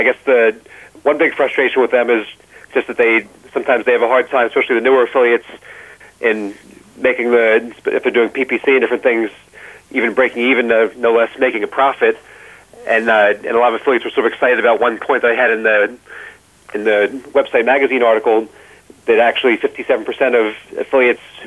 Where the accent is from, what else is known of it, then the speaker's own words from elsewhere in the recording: New Jersey, United States; accent: Jersey; my Jersey accent